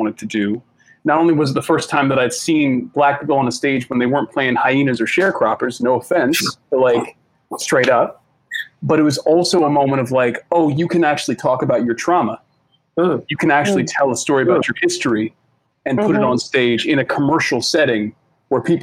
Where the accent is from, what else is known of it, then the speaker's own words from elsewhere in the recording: Boston, Massachusetts, United States; I grew up in Boston